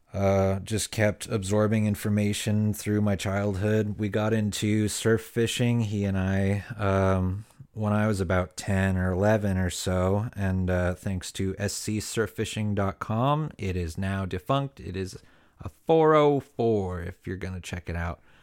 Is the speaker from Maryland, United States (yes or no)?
no; Ventura County, Southern California, United States; I was born and raised in Southern California, um, and, uh, particularly Ventura County area